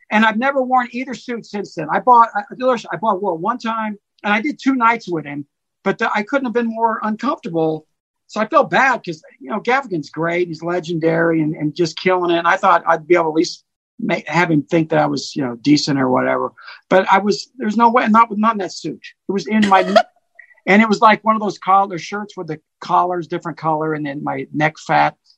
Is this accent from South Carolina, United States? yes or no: yes; Charleston, South Carolina, United States; now in Ogden, United States; I'm not from Ogden, but I live in Ogden and lived there for a long time. I'm a South Carolina guy